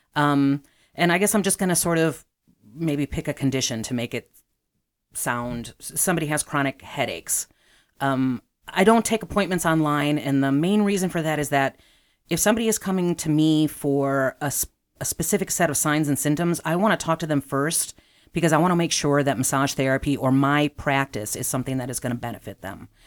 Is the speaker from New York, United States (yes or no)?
no; Chicago, Illinois, United States; I am from the southeast side of Chicago, so I grew up near and, um, have lived in Chicago for most of my life.